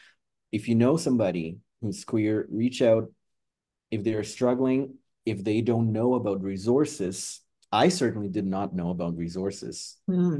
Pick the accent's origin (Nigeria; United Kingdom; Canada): Canada; as a Canadian, I also have a very deep love for ….